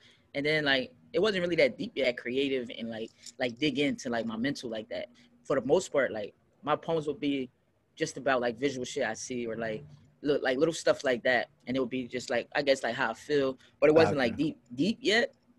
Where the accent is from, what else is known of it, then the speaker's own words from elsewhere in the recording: Philadelphia, Pennsylvania, United States; Like we came from Philly, and me and my friends was chilling in the car, and I just rapped.